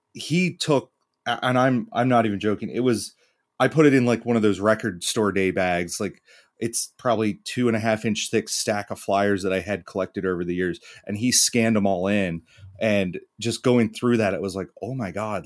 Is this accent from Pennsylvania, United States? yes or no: yes; York, Pennsylvania, United States; I'm from Pennsylvania